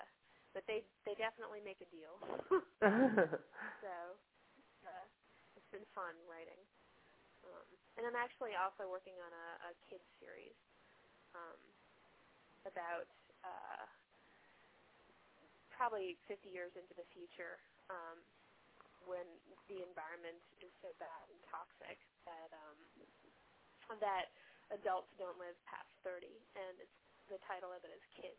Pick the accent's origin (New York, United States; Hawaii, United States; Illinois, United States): New York, United States; Long Island; moved away; I grew up on Long Island